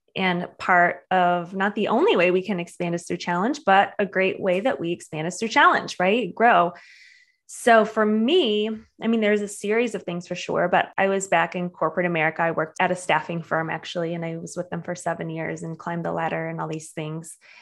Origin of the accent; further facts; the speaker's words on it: Michigan, United States; moved away; I'm from Michigan originally